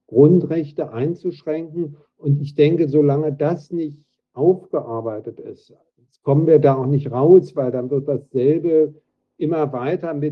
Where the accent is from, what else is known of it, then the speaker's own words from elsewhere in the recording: Berlin, Germany; moved away as an adult; now in Lausanne, Switzerland; ich bin 1966 in Berlin-West geboren, also das passt zu dem, was eben war, man muss über 50 sein, das bin ich auch